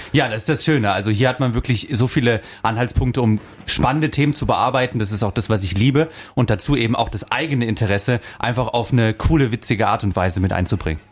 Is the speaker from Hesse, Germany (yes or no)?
no; Denzlingen, Baden-Württemberg, Germany; also born or lived in Offenburg; now in Freiburg, Germany; Ich bin in Denzlingen aufgewachsen, in Freiburg geboren